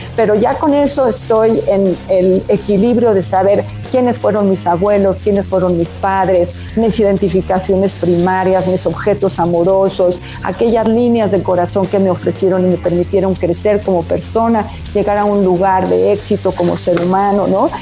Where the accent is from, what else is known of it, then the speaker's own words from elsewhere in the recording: Mexico; como mexicanos podemos venerar que nuestros muertos se han ido